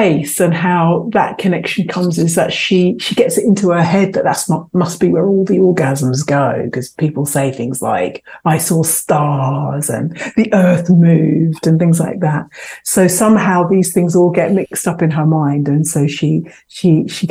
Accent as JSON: {"language": "English", "region": "London", "country": "United Kingdom", "tie": "born or raised there", "said": "I was born and raised in London and in Southeast London"}